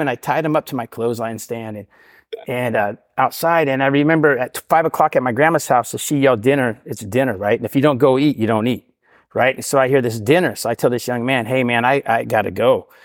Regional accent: Portland, Oregon, United States; I grew up in Portland all my life

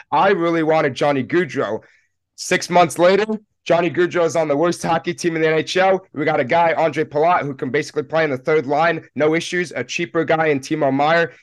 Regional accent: Randolph, New Jersey, United States; moved away as an adult; also born or lived in Penn State, Pennsylvania; I'm originally from Randolph, New Jersey

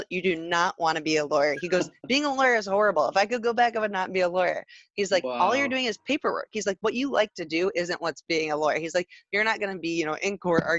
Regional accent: Traverse City, Michigan, United States; moved away as an adult; also born or lived in Grand Rapids; I was back up in my hometown of Traverse City

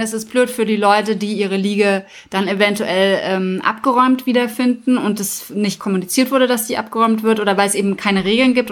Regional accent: Germany; wir als Deutsche

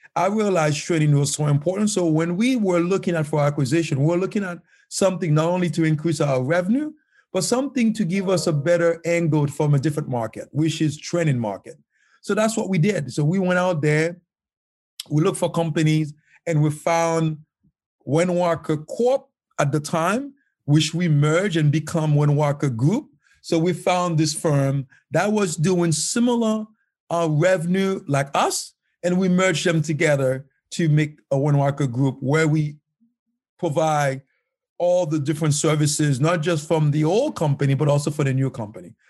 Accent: Haiti; moved away as an adult; now in United States; life was very tough growing up in Haiti.

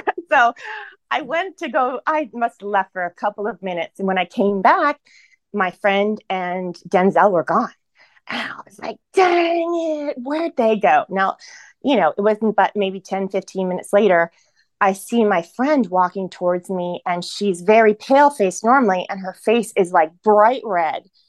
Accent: Ohio, United States; moved away as an adult; also born or lived in San Francisco / Los Angeles; back where I live now in Ohio. I went back to my hometown and I'm living here now

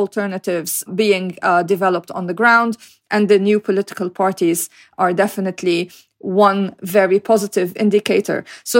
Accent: Lebanon; because I was born in Lebanon

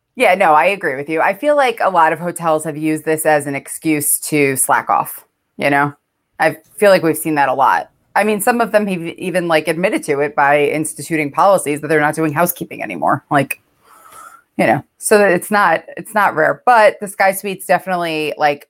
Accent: New York, United States; I'm from New York

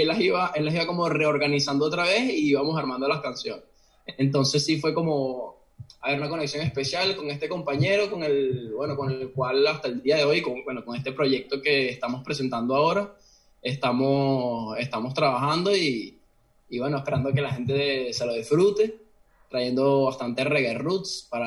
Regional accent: Caracas, Miranda, Venezuela; moved away as an adult; now in Oviedo, Spain; yo también crecí en, en Caracas, eh, principalmente en la zona de, del Marqués.

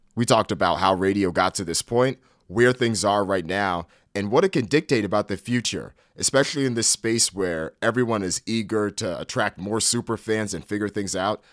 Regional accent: Northeast, United States; as someone that grew up in the Northeast

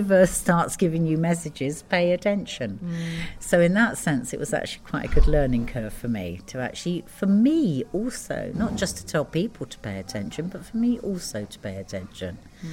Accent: London, United Kingdom; moved away as an adult; also born or lived in Geneva / Montreal / America; now in Ibiza, Spain; I'm a Londoner born and bred

